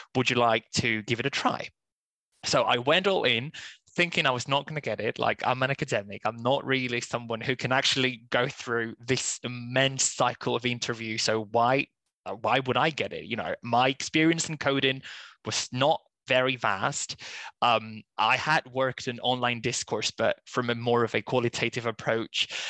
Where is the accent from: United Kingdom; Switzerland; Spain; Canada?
Spain; first language Spanish; English is a second language; moved away as an adult; I'm originally from Spain, so I just did uh, all my kind of university ed- education there mostly